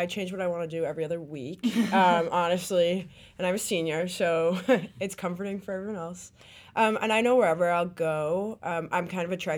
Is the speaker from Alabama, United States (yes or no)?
no; Wisconsin, United States; also born or lived in East Coast; I spent a couple years on the East Coast, but I'm from Wisconsin.